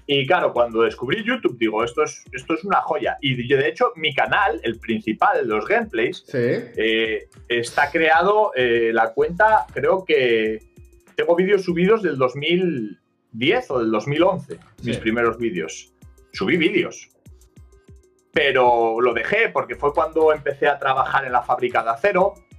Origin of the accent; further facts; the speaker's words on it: Asturias, Spain; soy de Asturias, del norte de la península ibérica